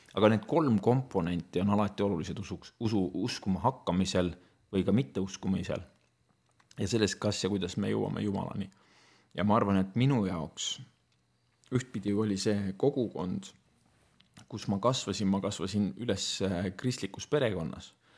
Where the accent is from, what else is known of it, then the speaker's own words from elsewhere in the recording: Estonia; minu lapsepõlv möödus Nõukogude Eestis ja ma olin teismeline, kui Eesti sai vabaks